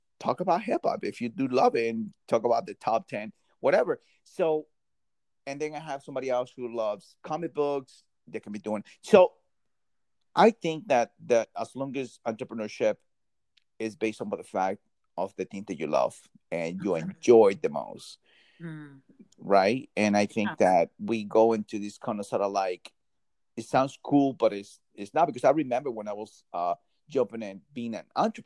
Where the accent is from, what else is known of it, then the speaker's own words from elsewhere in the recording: New Jersey, United States; I'm from Jersey.